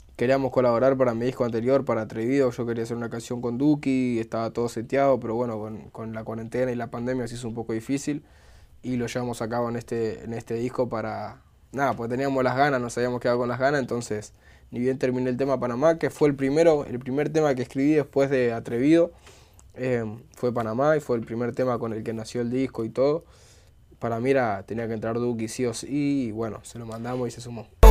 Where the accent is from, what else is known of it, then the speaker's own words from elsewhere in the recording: Buenos Aires, Argentina; como bonaerense, como persona de la boca